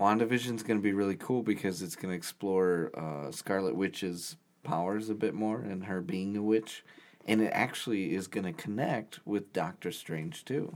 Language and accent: English; Indiana, United States; we're, we're from Indiana